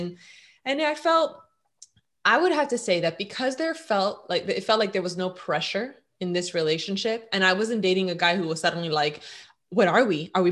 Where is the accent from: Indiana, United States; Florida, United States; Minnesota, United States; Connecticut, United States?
Florida, United States; Miami; I was born and raised in Miami, Florida